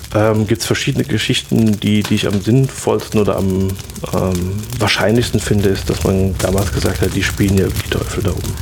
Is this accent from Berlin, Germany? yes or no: no; Rhineland-Palatinate, Germany; bei uns in der Pfalz